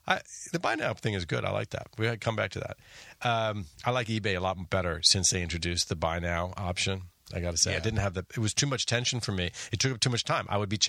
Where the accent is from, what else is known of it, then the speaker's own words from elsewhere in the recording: Chicago, Illinois, United States; I say this proudly as a Chicagoan, before TBS, before TNT, WGN was the original superstation.